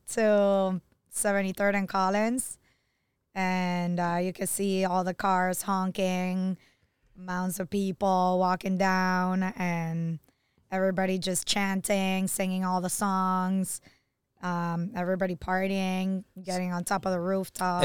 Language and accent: English; Argentina; now in Miami, United States; I'm from Argentina